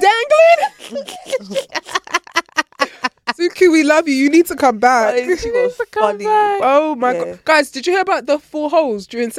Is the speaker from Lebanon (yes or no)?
no; Nigeria; moved away; This is my homecoming because I haven't been to Nigeria in like over. Anyway, last time I was there was when I was 17.